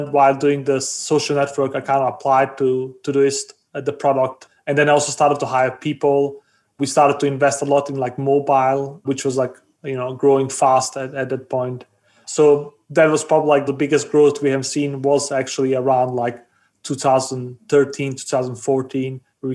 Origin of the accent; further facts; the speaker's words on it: Denmark; also born or lived in Bosnia; I was born in Bosnia. I grew up in Denmark.